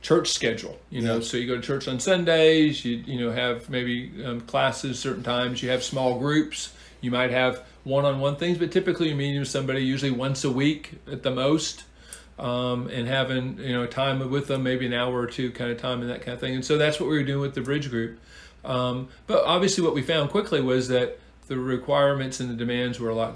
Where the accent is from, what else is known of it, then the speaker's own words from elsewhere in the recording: Seattle, Washington, United States; moved away as an adult; now in Huntsville, United States; Originally, of course, I'm from the Pacific Northwest, the wonderful, great Pacific Northwest, the Emerald City, Seattle.